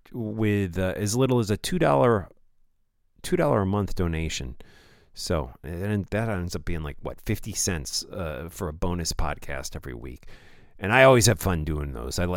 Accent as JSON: {"language": "English", "town": "Maplewood", "region": "New Jersey", "country": "United States", "tie": "born or raised there", "said": "my hometown here in Maplewood a couple days ago. So Maplewood, New Jersey, United States."}